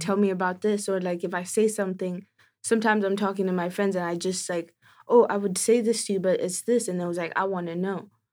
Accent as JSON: {"language": "English", "country": "Kenya", "moved": "yes", "said": "I'm from Kenya"}